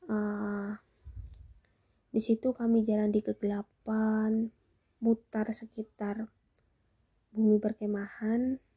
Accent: Java, Indonesia; Kalau dalam bahasa Jawanya ora kok, karena kami orang Jawa dan kami tinggal di Jawa.

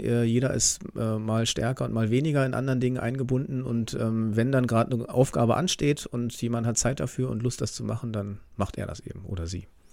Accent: Bernau bei Berlin, Brandenburg, Germany; moved away as an adult; now in Itzehoe, Germany; aufgewachsen bin ich tatsächlich in Bernau, bis ich 19 war

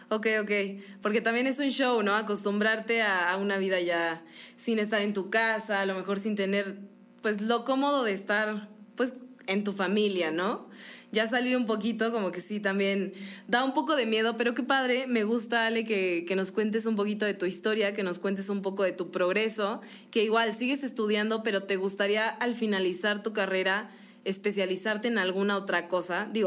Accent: Guanajuato, Mexico; moved away as an adult; now in Querétaro, Mexico; no, yo soy de Guanajuato.

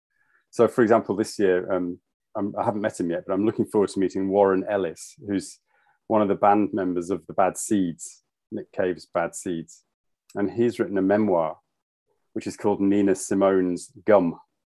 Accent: Yorkshire and the Humber, United Kingdom; moved away as an adult; also born or lived in London; now in Edinburgh, United Kingdom; I'm actually a Yorkshireman. So I'm proud to be from Yorkshire, but I moved to London when I was, I don't know, in my early 20s

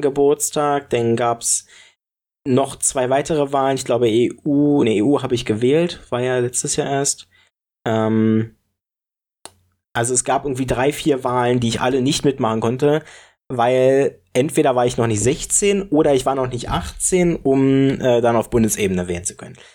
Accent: Brandenburg, Germany; ich komm aus Brandenburg

